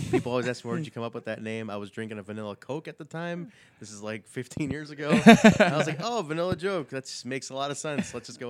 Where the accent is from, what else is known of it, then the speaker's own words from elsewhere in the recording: Pakistan; So I'm Pakistani, so like in so India, in that area where they were taping, it's a similar language.